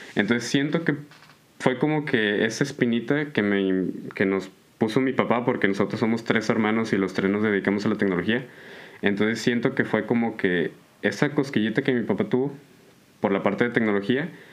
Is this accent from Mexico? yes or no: yes; Allende, Nuevo León, Mexico; yo soy de, de Allende, Nuevo León, eh, para el sur de, del de Monterrey